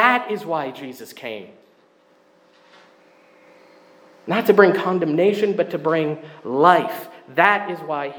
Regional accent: Burlington, Ontario, Canada; moved away as an adult; now in Windsor, Canada; I grew up in Burlington

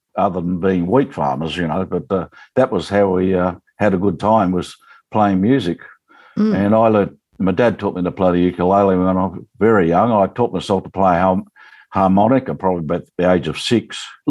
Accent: Quambatook, Victoria, Australia; I lived in Quambatook, which is a little town below, about 36 miles at the time. I don't know how many k's that is, below the Murray River, below Swan Hill, Quambatook.

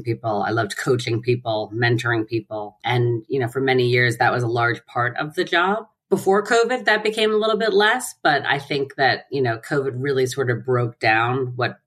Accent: New Rochelle, New York, United States; also born or lived in Pelham, New York; I grew up in New Rochelle, which is about 2 miles from where I currently live, next town over

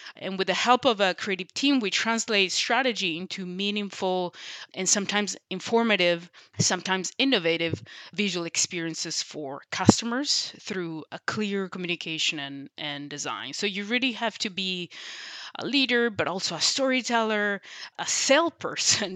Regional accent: Sicily, Italy; as an introverted kid growing up in Sicily

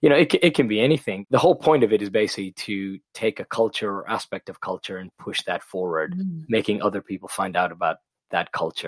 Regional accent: Pakistan; also born or lived in Middle East; growing up in the Middle East and in Pakistan, whenever somebody mentioned the UK, they said, oh, you're going to London.

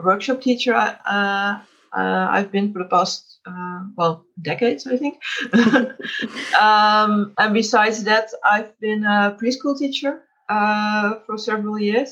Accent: Netherlands; I'm from the Netherlands

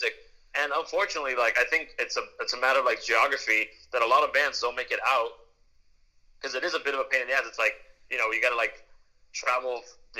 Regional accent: Miami, Florida, United States; We're playing in a rock and roll band or whatever you want to call it, a garage band or a punk band, whatever. Like, and we're from Miami

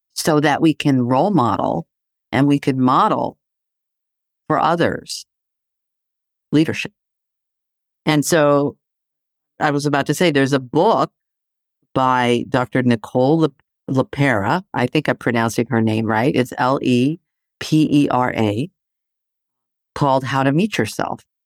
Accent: Athens, Attica, Greece; moved away; I grew up in Greece, right? So, living in Athens

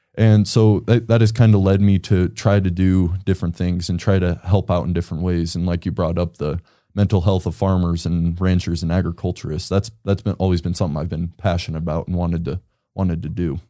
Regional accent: Casper, Wyoming, United States; I grew up in Casper. I've lived in Casper my whole life

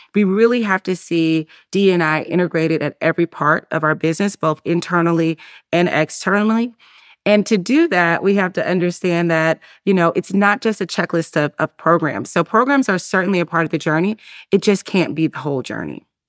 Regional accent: Durham, North Carolina, United States; moved away as an adult; also born or lived in Atlanta, Georgia; I grew up in Durham, North Carolina, uh, and though I don't live there anymore

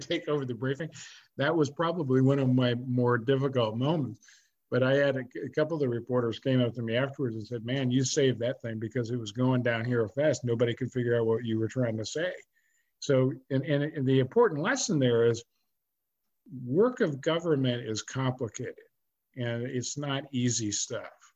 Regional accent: California, United States; I was growing up in California

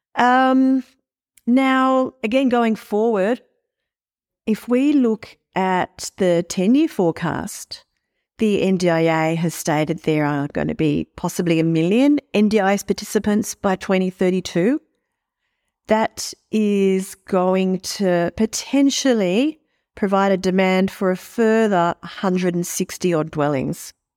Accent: Sydney, New South Wales, Australia; I grew up in Sydney

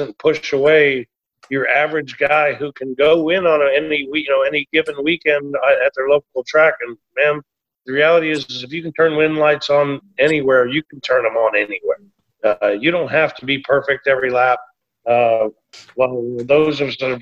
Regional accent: Texas, United States; I was a jackass from Texas

